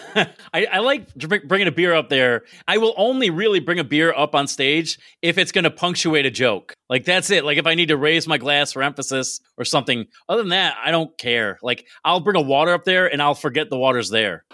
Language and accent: English; Binghamton, New York, United States; moved away as an adult; also born or lived in Maryland / Pennsylvania; I grew up in Binghamton, went away for a while